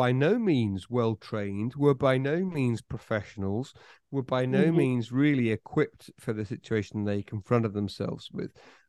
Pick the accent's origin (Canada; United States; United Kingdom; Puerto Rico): United Kingdom; I say this as a Brit, not in your country